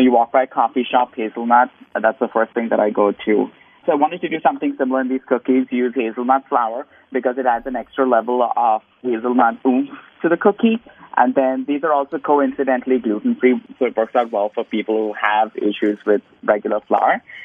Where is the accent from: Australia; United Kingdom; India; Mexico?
India; moved away as an adult; now in United States; growing up in India.